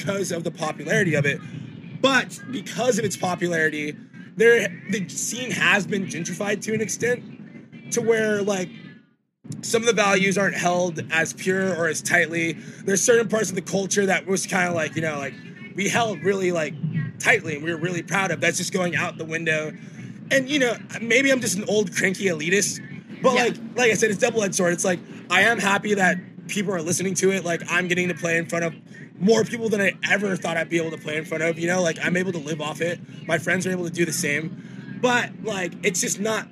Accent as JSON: {"language": "English", "town": "Los Angeles", "region": "California", "country": "United States", "tie": "born or raised there", "said": "Academy, which is in my hometown."}